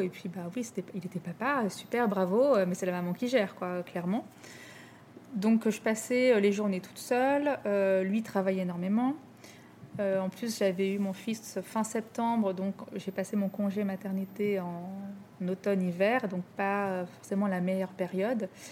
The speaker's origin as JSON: {"language": "French", "town": "Rouen", "region": "Normandy", "country": "France", "tie": "born or raised there", "also_born_or_lived": "Paris", "moved": "as an adult", "lives_now": "Lyon, France", "said": "j'ai grandi à Rouen, en Normandie"}